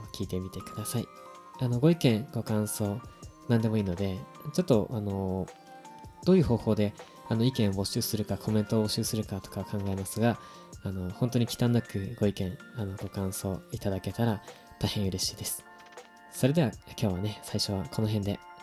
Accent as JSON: {"language": "Japanese", "country": "Japan", "tie": "born or raised there", "moved": "yes", "lives_now": "Tokyo, Japan", "said": "僕はすごく田舎の出身で正直東京にあの今は出てきてる"}